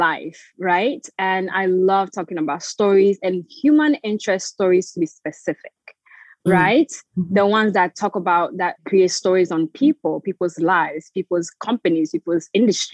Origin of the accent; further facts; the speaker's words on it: Florida, United States; moved away as an adult; also born or lived in Togo / Ghana; now in England, United Kingdom; I was born in Togo to a Togolese Beninese parents. Lived in Ghana for some time, grew up in the US, Florida.